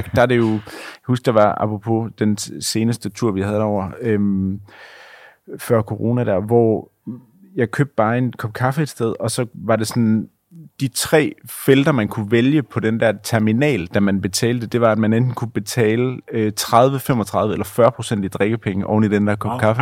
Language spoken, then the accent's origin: Danish; Denmark; som dansker